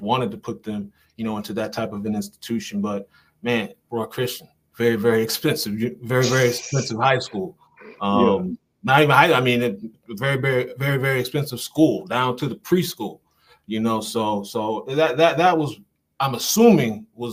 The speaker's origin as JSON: {"language": "English", "town": "Aurora", "region": "Illinois", "country": "United States", "tie": "born or raised there", "also_born_or_lived": "Memphis area", "moved": "as an adult", "lives_now": "Memphis, United States", "said": "I spent 35, 36 years of my life right in Aurora, Illinois, where I was born and raised"}